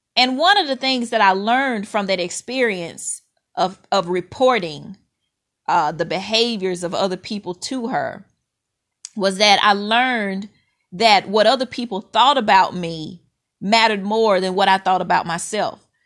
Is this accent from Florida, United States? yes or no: no; Mississippi, United States; When I was a little girl growing up in Mississippi